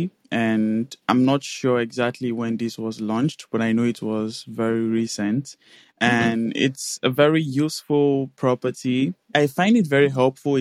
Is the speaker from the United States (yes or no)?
no; Nigeria; moved away as an adult; now in Netherlands; I am currently located in Netherlands, and I'm from Nigeria originally.